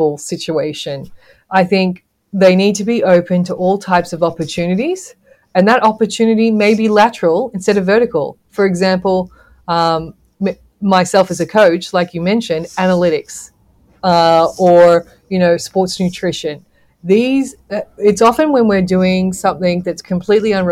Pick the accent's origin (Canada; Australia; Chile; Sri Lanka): Australia; moved away as an adult; also born or lived in Zambia; growing up in Australia as a female coach